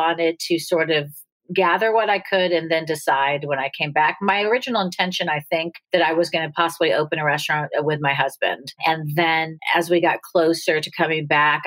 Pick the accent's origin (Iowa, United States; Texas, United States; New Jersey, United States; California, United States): California, United States; Los Angeles; moved away as an adult; also born or lived in Pittsburgh, Pennsylvania / New York; now in Atlanta, United States; I ended up moving to Los Angeles with her